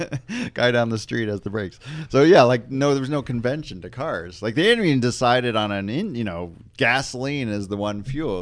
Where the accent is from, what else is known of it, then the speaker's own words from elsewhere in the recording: Detroit, Michigan, United States; I grew up in the Detroit area